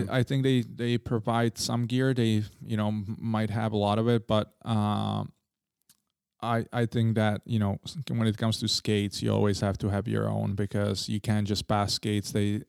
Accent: Prague, Czechia; because when we grew up in Holešovice, we had I think it was a 2KK.

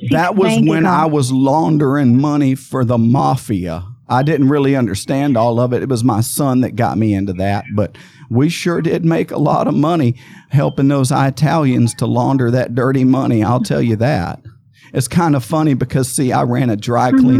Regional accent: Amarillo, Texas, United States; in 1936, June 2nd, 1936, I was born in in in Amarillo, Texas.

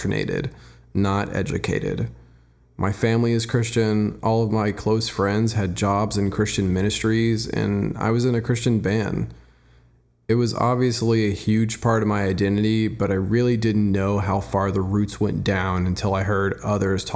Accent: Dallas, Texas, United States; I'm from Dallas, Texas

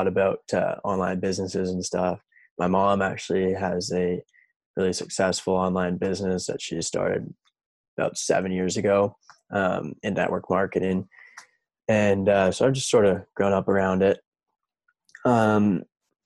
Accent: Vernon, British Columbia, Canada; moved away as an adult; now in Whistler, Canada; I'm from Vernon.

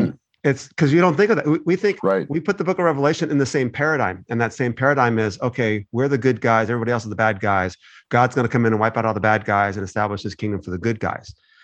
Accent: United States; Maybe my country, because you grew up as an American.

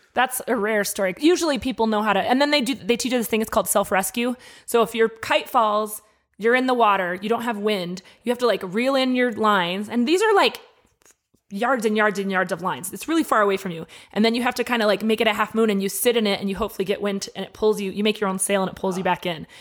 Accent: Denver, Colorado, United States; moved away as an adult; now in Albuquerque, United States; I grew up in Denver.

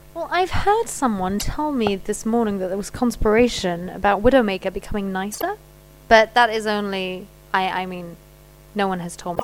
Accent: Paris, Île-de-France, France; I was brought up in Paris.

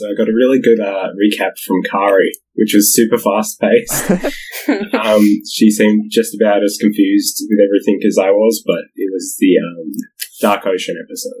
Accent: Australia; I'm just Australian.

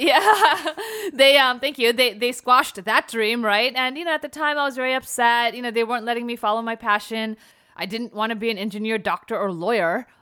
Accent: New Jersey, United States; moved away as an adult; also born or lived in New York City, United States; now in Los Angeles, United States; having been born and raised in New Jersey, then after college, New York

